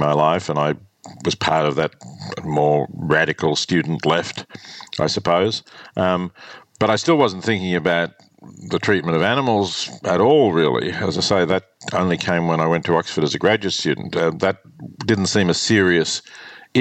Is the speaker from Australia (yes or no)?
yes; Australia; growing up in Australia in the 50s